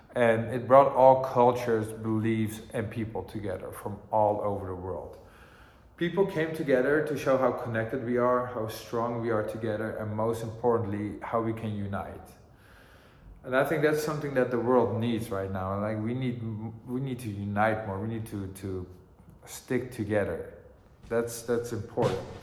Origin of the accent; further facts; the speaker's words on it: Amsterdam, North Holland, Netherlands; also born or lived in Greensboro, North Carolina, United States; growing up in Amsterdam